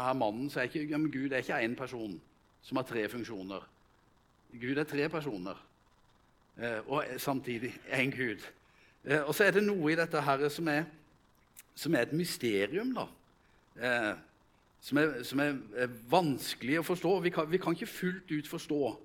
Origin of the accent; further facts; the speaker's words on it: Vegårshei, Agder, Norway; moved away; hjemme på Vegårshei, der jeg kommer fra